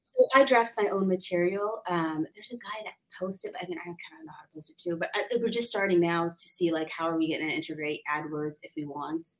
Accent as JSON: {"language": "English", "town": "San Diego", "region": "California", "country": "United States", "tie": "born or raised there", "said": "I'm a local. I grew up in San Diego, wonderful connections here"}